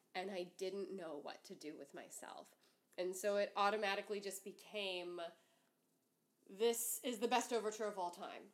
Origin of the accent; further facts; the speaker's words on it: north shore of Lake Pontchartrain, Louisiana, United States; I grew up on the north shore of Lake Pontchartrain